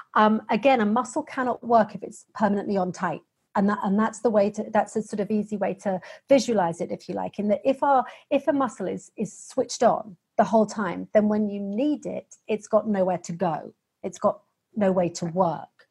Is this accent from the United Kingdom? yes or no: yes; United Kingdom; accent: British; the accent has probably given away that I'm a Brit